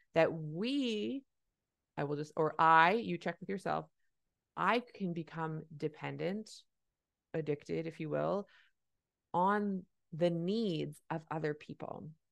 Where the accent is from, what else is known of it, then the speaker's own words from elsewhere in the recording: Canada; I'm a Canadian family physician